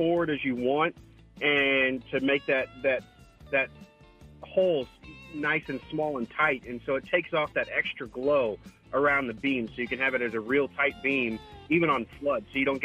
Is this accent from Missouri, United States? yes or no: yes; St. Louis, Missouri, United States; moved away as an adult; also born or lived in Kissimmee, Florida; now in Texas, United States; I'm originally from St. Louis. I moved out to Florida in 2008 with my wife